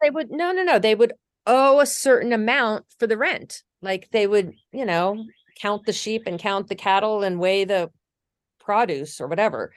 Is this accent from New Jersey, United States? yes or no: yes; New Jersey, United States; I grew up in New Jersey.